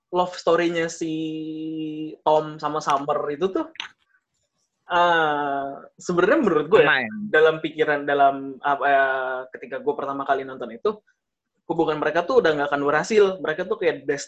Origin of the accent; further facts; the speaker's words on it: Bekasi, West Java, Indonesia; 11 April tahun 2000, gue lahirnya di Bekasi. Dari lahir gue nggak pernah kemana-mana, tetap di Bekasi terus.